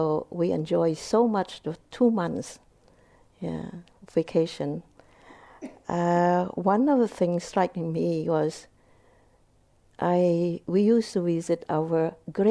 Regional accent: Vietnam; English is a second language; moved away; I was born in Vietnam. My mother is Vietnamese. My father is Cambodian

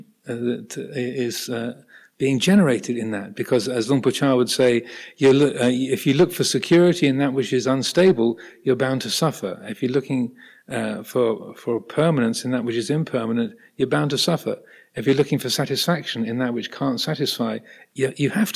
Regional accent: United Kingdom; I'm British. I have a British passport and American passport. I have dual nationality.

